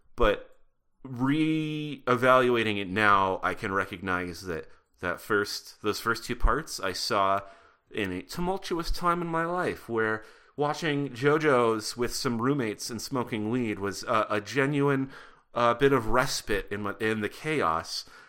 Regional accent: Butte, Montana, United States; I grew up in Butte, Montana

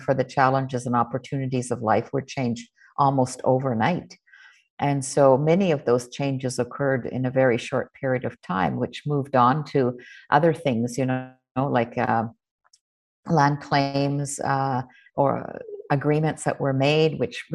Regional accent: Nunavik, Ungava region, Quebec, Canada; the Ungava region where I was born in Nunavik

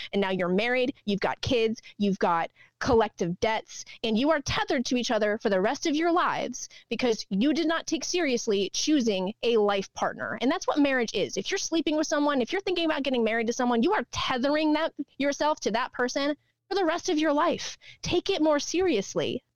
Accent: Texas, United States; also born or lived in North Carolina; now in Northeast, United States; we lived in North Carolina and we're all from Texas and moving up here

